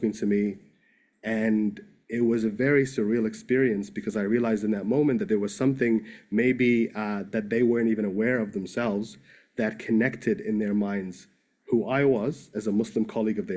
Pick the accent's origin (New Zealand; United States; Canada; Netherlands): New Zealand; also born or lived in Egypt; I grew up in New Zealand. I was born in Egypt